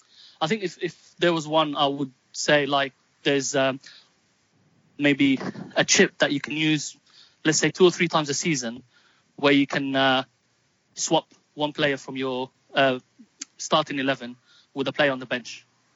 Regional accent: Palestine; now in London, United Kingdom; they will know that I'm Palestinian British and I'm proud of both. Moved to England in 96. I live in London

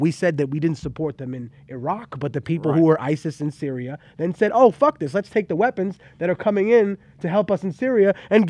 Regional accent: California, United States; So fuck you, I'm from California.

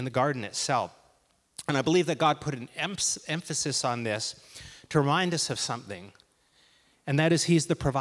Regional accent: Port Alberni, British Columbia, Canada; I grew up in Port Alberni, where many great leaders hail from

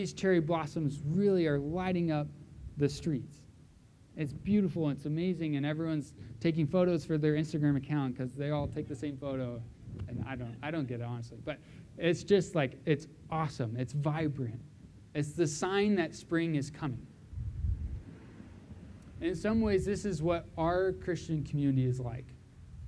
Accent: Southern California, United States; moved away; also born or lived in Vancouver; I grew up in Southern California

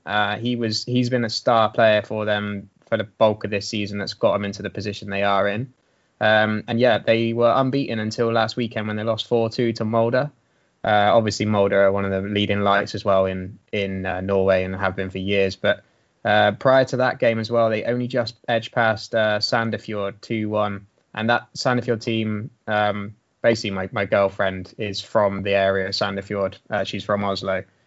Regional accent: Swindon, South West England, United Kingdom; my hometown of Swindon.

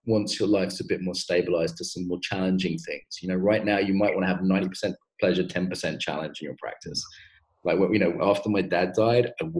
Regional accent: Ireland; I'm getting Irish again

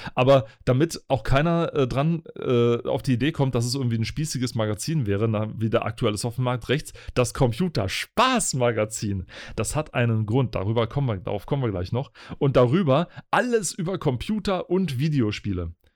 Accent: Spreewald, Brandenburg, Germany; ich bin ja im, im Spreewald groß geworden

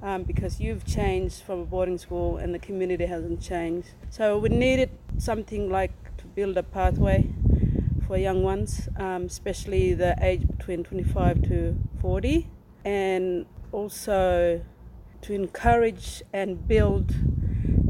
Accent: Pipalyatjara, APY Lands, South Australia, Australia; I come from Pibilajara on the APY lands

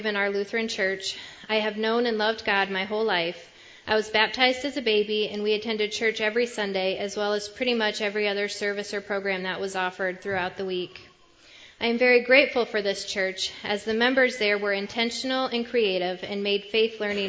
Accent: Parkersburg, United States; grew up in the small town of Parkersburg

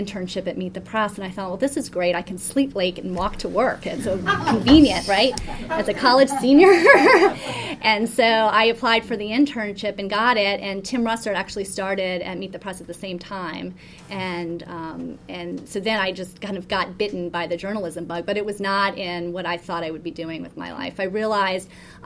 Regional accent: New Orleans, Louisiana, United States; moved away as an adult; also born or lived in Washington, D.C.; I grew up in New Orleans, Louisiana, where politics is sort of sport

